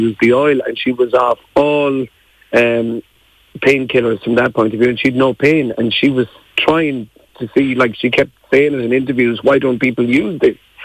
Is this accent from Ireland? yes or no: yes; Mayo, Connacht, Ireland; I'm from Mayo.